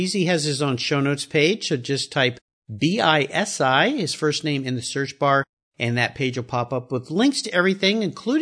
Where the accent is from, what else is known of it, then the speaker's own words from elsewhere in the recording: San Diego, California, United States; growing up in Southern California, San Diego